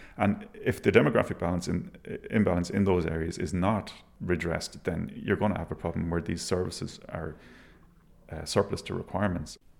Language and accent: English; Galway, Connacht, Ireland; now in Dublin, Ireland; I grew up in Galway in a, a, village called Menlo